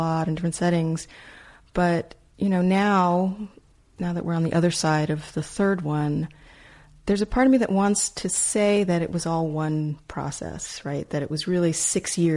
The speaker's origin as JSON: {"language": "English", "country": "United States", "said": "as an American"}